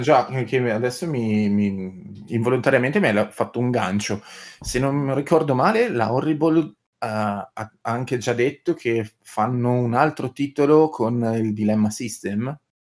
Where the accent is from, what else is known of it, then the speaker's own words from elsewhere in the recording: Piacenza, Emilia-Romagna, Italy; io sono di Piacenza